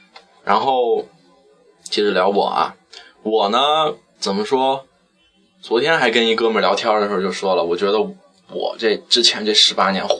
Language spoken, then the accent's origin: Chinese; Shanxi, China; 说到我的家乡，就是一片热忱的土地。